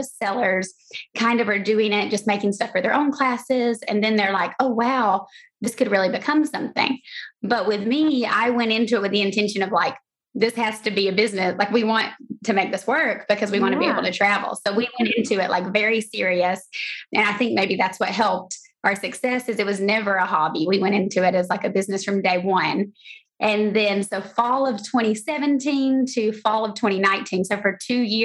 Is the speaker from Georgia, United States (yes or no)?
yes; Georgia, United States; moved away as an adult; also born or lived in San Diego; I'm from Georgia originally, and then I moved to San Diego for grad school